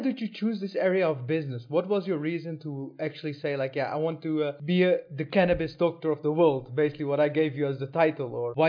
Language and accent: English; Netherlands; I'm from the Netherlands.